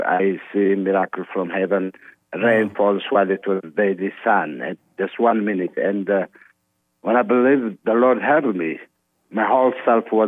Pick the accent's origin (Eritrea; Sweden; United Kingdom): Eritrea; now in Iowa, United States; I'm Eritrean Orthodox. I'm from Eritrea, so I born to Eritrean Orthodox family